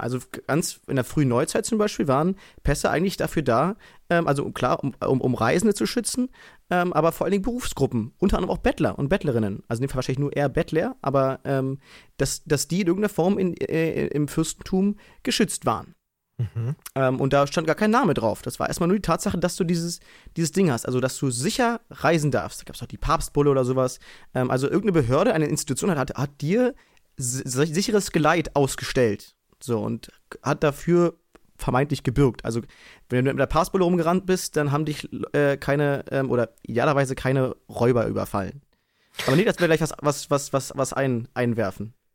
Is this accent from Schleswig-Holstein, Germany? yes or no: no; Berlin, Germany; in dieser räudigen kleinen Sporthalle ähm, bei uns in Konradshöhe